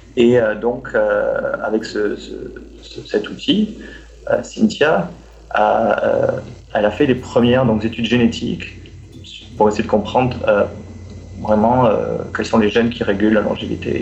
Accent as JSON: {"language": "French", "country": "France", "tie": "born or raised there", "also_born_or_lived": "Montreal, Quebec, Canada", "moved": "as an adult", "said": "je suis français"}